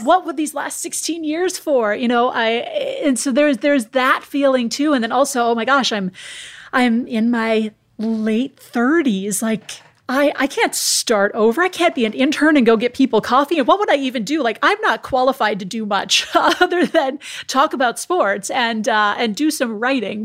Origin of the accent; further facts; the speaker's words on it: Minnesota, United States; now in California, United States; I'm from the Midwest in the United States. I'm from Minnesota.